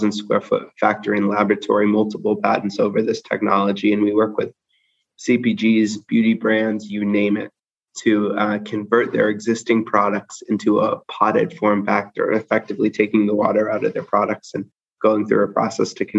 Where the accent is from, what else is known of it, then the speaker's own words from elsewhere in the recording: Seattle, Washington, United States; I grew up in Seattle, Washington, the great Pacific Northwest.